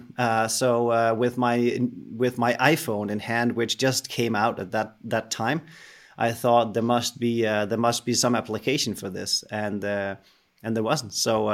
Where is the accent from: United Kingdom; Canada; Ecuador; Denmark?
Denmark; I'm a Dane. I'm from Denmark.